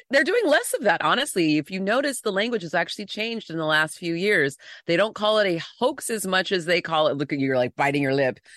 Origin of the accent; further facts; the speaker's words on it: San Diego, California, United States; moved away as an adult; now in Los Angeles, United States; I'm in L A now, but I grew up in San Diego